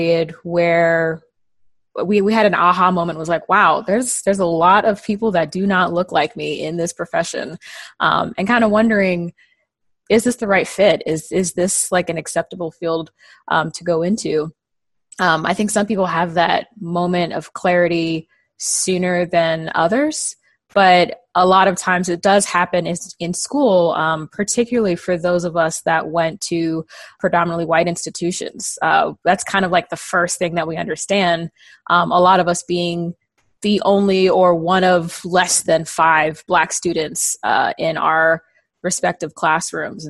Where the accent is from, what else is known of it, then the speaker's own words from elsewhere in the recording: Prince George's County, Maryland, United States; also born or lived in New Jersey / Baltimore, Maryland; raised down here in Prince George's County, Maryland